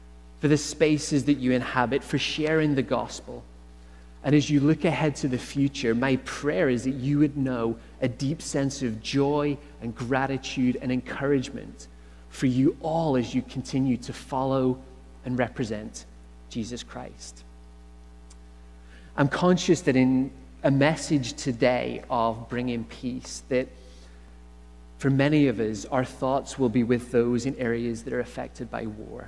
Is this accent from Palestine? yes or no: no; Northern Ireland, United Kingdom; accent: Irish; moved away as an adult; now in Canada; Growing up in Northern Ireland